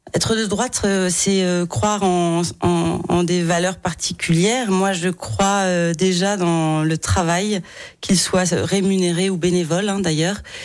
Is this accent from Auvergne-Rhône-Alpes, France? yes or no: yes; Lyon, Auvergne-Rhône-Alpes, France; quand j'étais enfant à Lyon